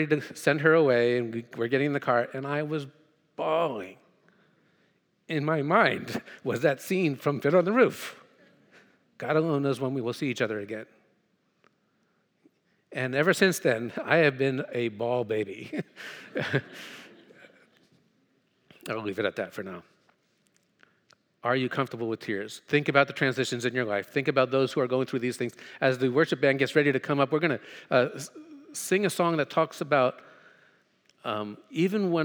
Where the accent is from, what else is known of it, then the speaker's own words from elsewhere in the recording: New Jersey, United States; moved away as an adult; also born or lived in Thailand / Hong Kong / Hanover, Pennsylvania; I'm from North Jersey